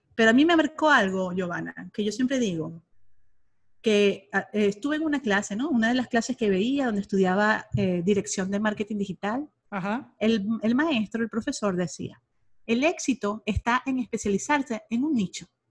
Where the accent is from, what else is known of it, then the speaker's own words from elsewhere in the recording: Venezuela; moved away as an adult; now in Monterrey, Mexico; soy venezolana, tengo aquí en México, en Monterrey, Nuevo León, 13 años ya